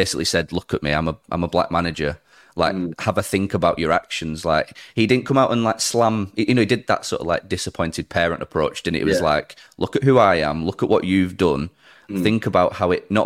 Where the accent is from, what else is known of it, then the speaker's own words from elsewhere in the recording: Burnley, North West England, United Kingdom; I'm proud to say I'm from Burnley, and I never want to not be proud to say I'm from Burnley.